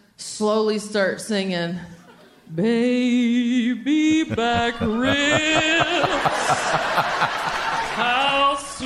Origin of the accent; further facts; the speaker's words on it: the South, United States; Growing up in the South